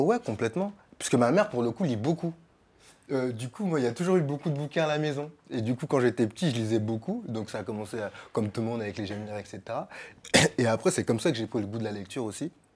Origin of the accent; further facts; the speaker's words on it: Sarcelles, Île-de-France, France; j'ai grandi à Sarcelles, donc en banlieue